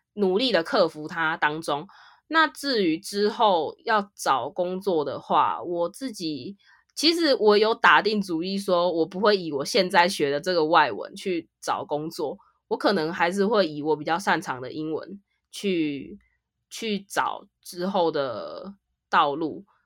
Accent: Taiwan; 我是来自台湾，台湾卡拉 Kimashita

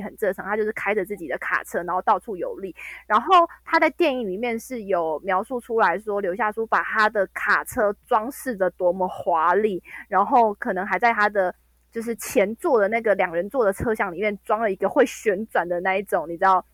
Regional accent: Taiwan; 我没有要马上回台湾

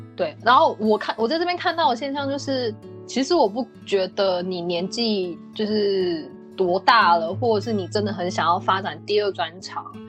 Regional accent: Taichung, Taiwan; moved away as an adult; now in Canada; 我，我，我也是台湾人啊，只是我是台中这样

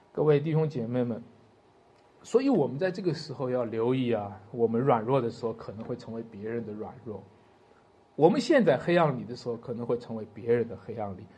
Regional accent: China; 我们中国人

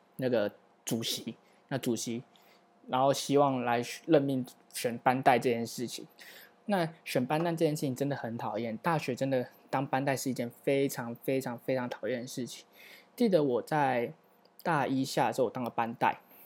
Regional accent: Taiwan; 作为一个土生土长的台湾人

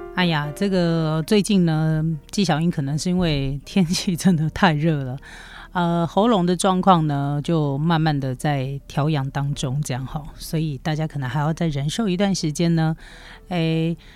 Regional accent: Taiwan; 对于台湾人是 人来说，日本这个国家是我们出国算是首选啦

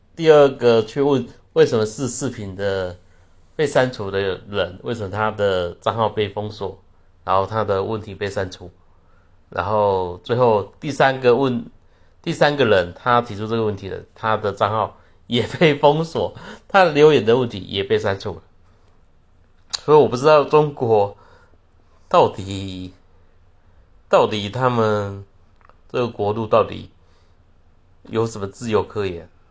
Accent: Taiwan; 我们台湾人有部分人说， 他们要跟中国统一干嘛

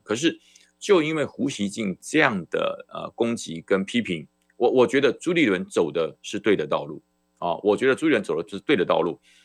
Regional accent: Taiwan; 那才是我的家，台澎金马，那才是我的家

